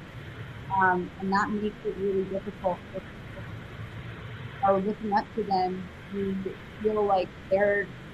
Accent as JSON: {"language": "English", "town": "New York City", "region": "New York", "country": "United States", "tie": "born or raised there", "moved": "as an adult", "said": "I'm from New York City originally. So Upper East Side of Manhattan, concrete jungle, like a real true New Yorker. And I left there when I was 18"}